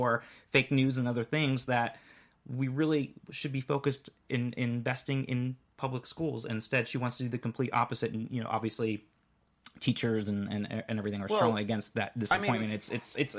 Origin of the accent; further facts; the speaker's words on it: Orlando, Florida, United States; growing up in Orlando